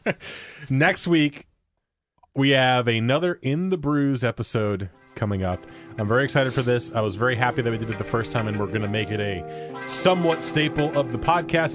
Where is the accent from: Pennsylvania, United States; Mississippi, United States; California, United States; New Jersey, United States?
New Jersey, United States; now in Portland, United States; where I grew up in New Jersey